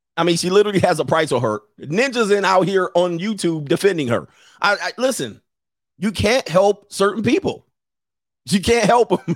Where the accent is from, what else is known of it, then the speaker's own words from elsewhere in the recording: Los Angeles, California, United States; I grew up in the San Fernando Valley in my late teen-, teens